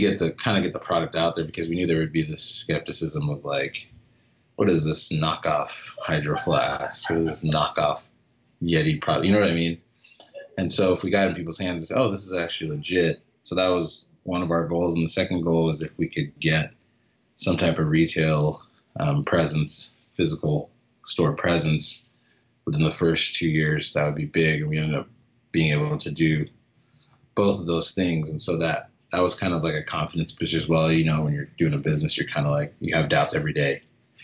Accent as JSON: {"language": "English", "town": "Phoenix", "region": "Arizona", "country": "United States", "tie": "born or raised there", "said": "I grew up in Phoenix. So always been in Phoenix, always been in the city"}